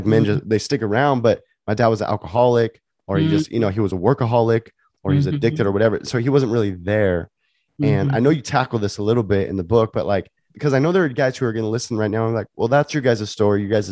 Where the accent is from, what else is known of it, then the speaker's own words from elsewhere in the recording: California, United States; now in Portland, United States; I grew up in California and then I live in Portland now